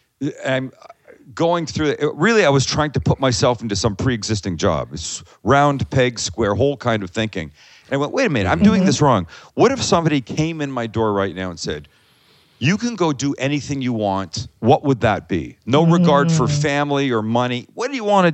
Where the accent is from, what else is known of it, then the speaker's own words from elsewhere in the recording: Vancouver, British Columbia, Canada; moved away as an adult; also born or lived in Toronto / Phoenix; now in San Diego, United States; I'm from Vancouver